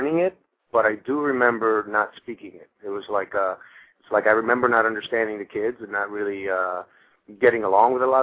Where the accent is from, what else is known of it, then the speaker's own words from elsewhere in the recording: Miami, Florida, United States; first language Spanish; English is a second language; moved away as an adult; also born or lived in Cuba / New Jersey / Paris, France; now in New York, United States; Spent some time in Miami, then Jersey, and went back to Miami. Most of my teenage years were in Miami.